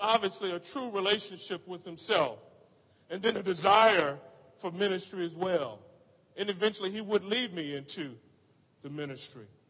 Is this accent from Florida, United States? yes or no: yes; Orlando, Florida, United States; moved away; I grew up in Orlando, Florida